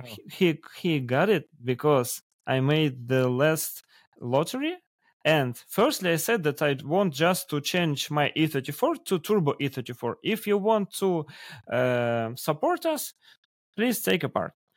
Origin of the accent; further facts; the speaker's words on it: Russia; English is a second language; we have so huge country